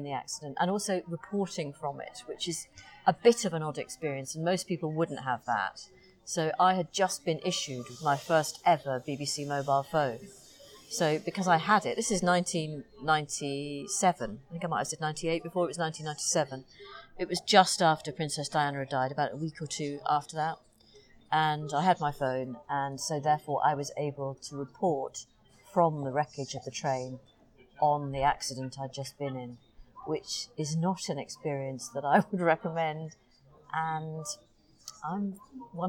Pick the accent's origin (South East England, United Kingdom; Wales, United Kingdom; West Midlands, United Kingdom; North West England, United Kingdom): North West England, United Kingdom; Crosby; also born or lived in Liverpool; And obviously I grew up in Crosby, which is about 5 miles north of Liverpool